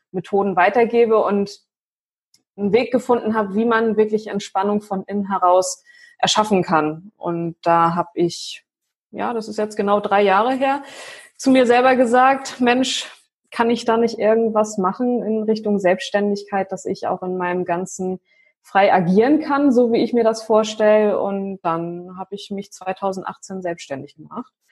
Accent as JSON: {"language": "German", "town": "Flensburg", "region": "Schleswig-Holstein", "country": "Germany", "said": "ich bin jetzt 93er Jahrgang, aber mhm. hier oben im Norden, ich komme ja aus Flensburg ursprünglich und hier ist … schon öfter vertreten auf jeden Fall."}